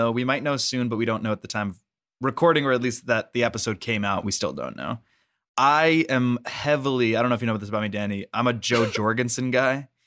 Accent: Cleveland, Ohio, United States; I'm from Cleveland, Ohio.

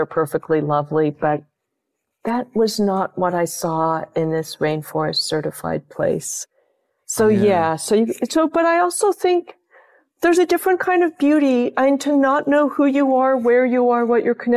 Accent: California, United States; I'm a Californian

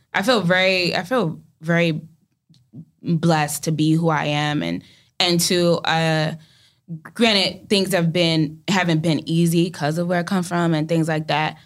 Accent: New York City, New York, United States; I'm from Brooklyn

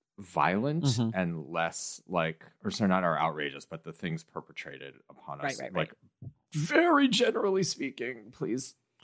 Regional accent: Midwest, United States; I grew up in the Midwest and like engaged with a lot of this type of white culture.

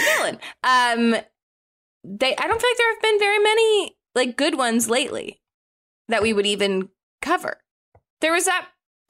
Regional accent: South Florida, United States; I grew up in South Florida, so I grew up going to the beach a lot

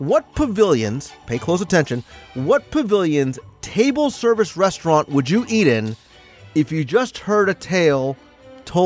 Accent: New Jersey, United States; accent: Jersey; my Jersey accent

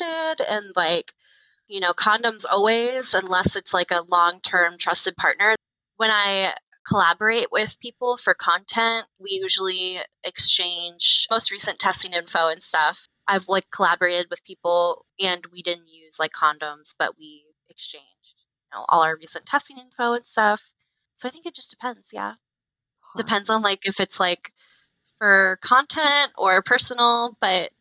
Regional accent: Florida, United States; now in Chicago, United States; I grew up in Florida.

